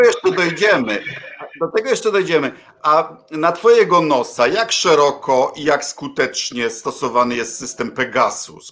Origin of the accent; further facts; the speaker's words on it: Poland; obydwaj chodziliśmy do PRL-owskich szkół